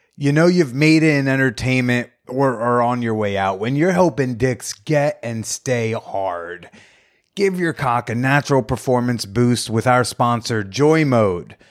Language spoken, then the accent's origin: English; Bergen County, New Jersey, United States; I grew up in North Jersey